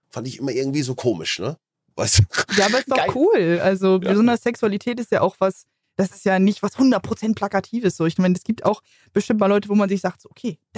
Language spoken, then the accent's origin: German; Hamburg, Germany; ich komme aus Hamburg